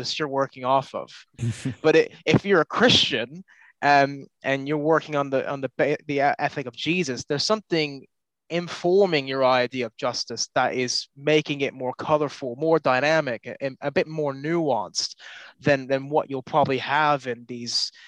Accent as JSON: {"language": "English", "town": "Cincinnati", "region": "Ohio", "country": "United States", "tie": "born or raised there", "said": "I grew up in Cincinnati in evangelical context"}